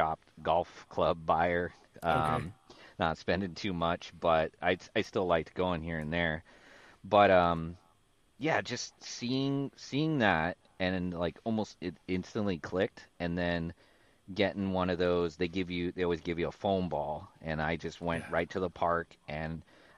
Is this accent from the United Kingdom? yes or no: no; Kekaha, Hawaii, United States; moved away as an adult; now in San Diego, United States; It's a small little town. Yeah, it's a small little town called Kekaha